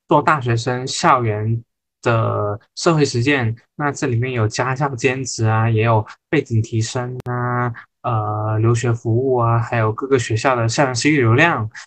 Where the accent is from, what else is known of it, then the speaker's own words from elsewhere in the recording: the Northwest, Northwest China, China; moved away; 我来自大西北，一路南下求学，从江南到湾区